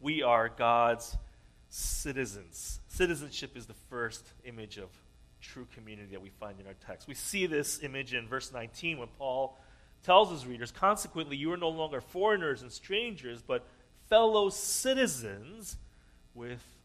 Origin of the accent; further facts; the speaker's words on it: United States; I was born here in the States, and so I am what the U.S. Constitution describes as a natural-born citizen